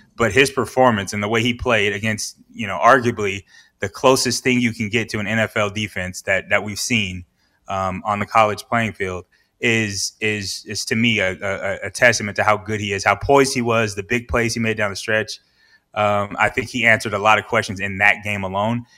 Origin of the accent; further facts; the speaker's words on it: Southern California, United States; I'm from Southern California.